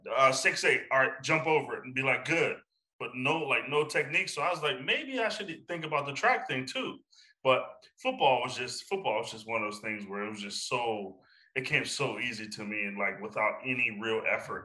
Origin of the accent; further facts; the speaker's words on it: Johnstown, Pennsylvania, United States; moved away as an adult; my hometown